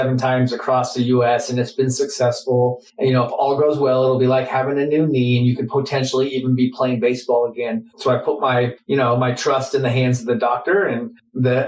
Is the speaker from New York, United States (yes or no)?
no; Phoenix, Arizona, United States; I grew up here in Phoenix, Arizona